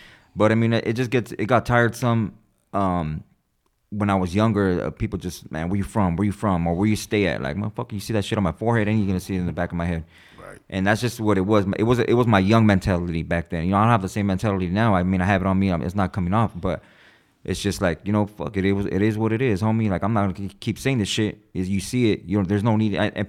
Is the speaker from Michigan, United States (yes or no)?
no; California, United States; Yeah, born and raised.